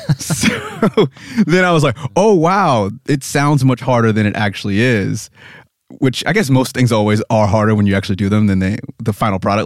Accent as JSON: {"language": "English", "country": "United States", "also_born_or_lived": "Pennsylvania", "said": "I'm obviously American"}